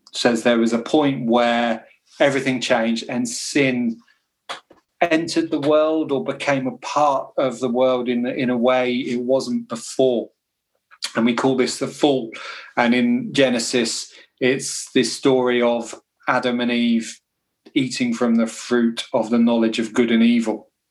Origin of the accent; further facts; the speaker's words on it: United Kingdom; being British